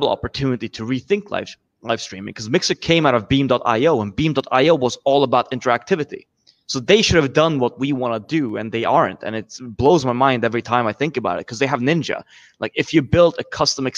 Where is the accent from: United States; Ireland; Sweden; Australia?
Sweden; I'm from Sweden